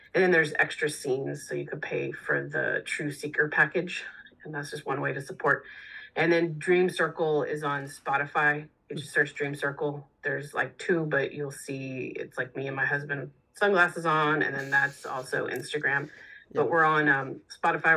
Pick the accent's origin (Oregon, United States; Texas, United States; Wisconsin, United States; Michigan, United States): Texas, United States; moved away; also born or lived in New York City; I I grew up in in Texas